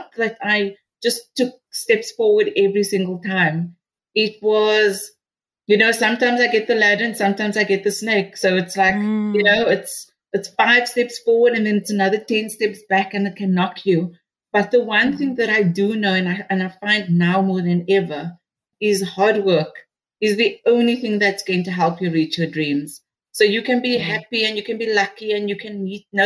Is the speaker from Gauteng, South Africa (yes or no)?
no; Cape Town, Western Cape, South Africa; I'm from Rocklands, Mitchell's Plain, because I feel that that was my grounding